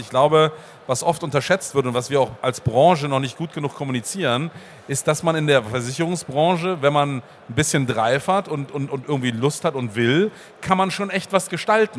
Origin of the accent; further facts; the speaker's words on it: Bremen, Germany; ich komme aus Bremen